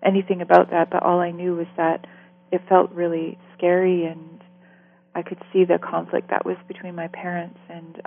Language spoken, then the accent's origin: English; Vancouver Island, British Columbia, Canada; I grew up on Vancouver Island in British Columbia. It was really beautiful growing up here